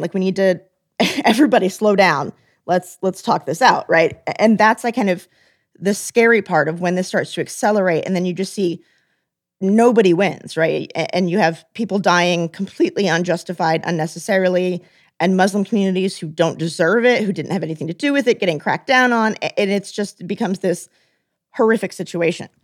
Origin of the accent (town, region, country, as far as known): United States